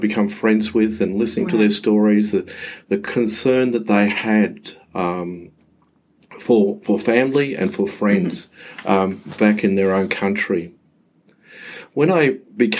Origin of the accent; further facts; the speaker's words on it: Mount Gambier, South Australia, Australia; moved away as an adult; now in Adelaide, Australia; I grew up in Mount Gambier in the 1960s, 1970s